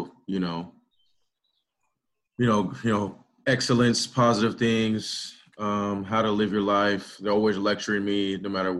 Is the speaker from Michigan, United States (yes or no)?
no; Brentwood, California, United States; me growing up in Brentwood